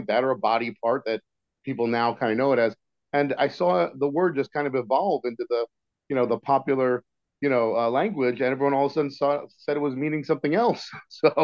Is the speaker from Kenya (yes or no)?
no; Philadelphia, Pennsylvania, United States; moved away; I was from Philly